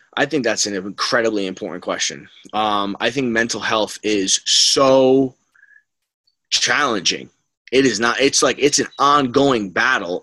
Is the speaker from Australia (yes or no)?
no; Rhode Island, United States; moved away as an adult; also born or lived in New Rochelle, New York; I came from Rhode Island, it was just a big adjustment going to New Rochelle